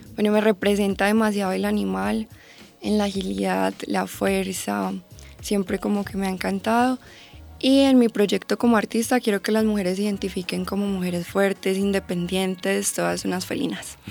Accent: Medellín, Antioquia, Colombia; yo soy de Medellín

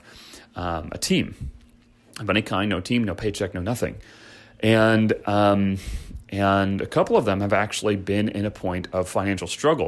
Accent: Chicago, Illinois, United States; I grew up in Chicago

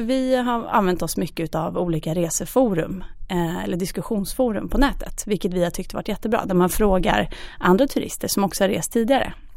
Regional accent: Oslo, Norway; now in Stockholm, Sweden; både min mamma och jag är från Oslo så har ju vi våra familjer där

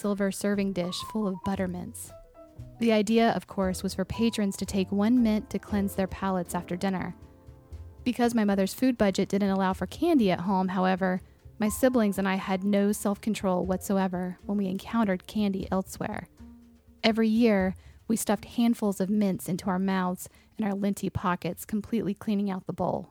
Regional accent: Raleigh, North Carolina, United States; When I was a child growing up in Raleigh, North Carolina

